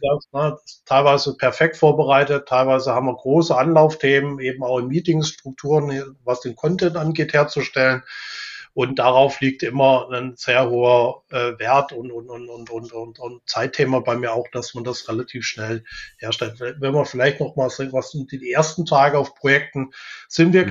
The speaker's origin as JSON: {"language": "German", "town": "Weinstadt", "region": "Baden-Württemberg", "country": "Germany", "tie": "born or raised there", "said": "ich bin in Weinstadt aufgewachsen, das ist bei Weiblingen mhm. im, im, Einzugsgebiet von Stuttgart"}